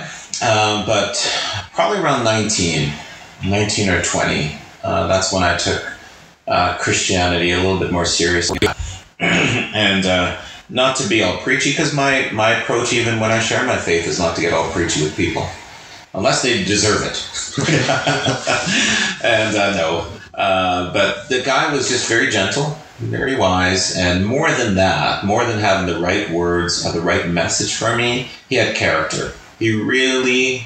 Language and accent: English; Regina, Saskatchewan, Canada; I'm from Regina, Saskatchewan.